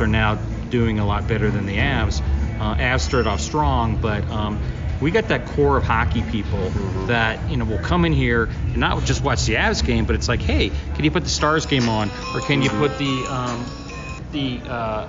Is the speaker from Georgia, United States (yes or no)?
no; Denver, Colorado, United States; as a kid taking RTD bus from Southeast Denver, Hamden, Yosemite, all the way down to McNichols Arena to watch games